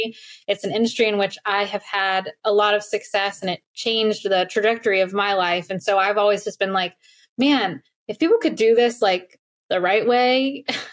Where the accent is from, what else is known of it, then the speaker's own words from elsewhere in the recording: Alexandria, Virginia, United States; also born or lived in Farmville, Virginia; I grew up in Northern Virginia, so not far outside of DC, very blue collar family